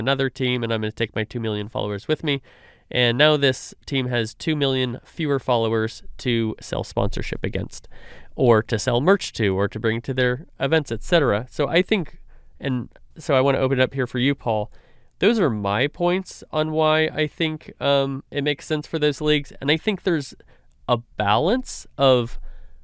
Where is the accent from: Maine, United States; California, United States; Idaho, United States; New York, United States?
California, United States; now in Dallas, United States; I grew up in California.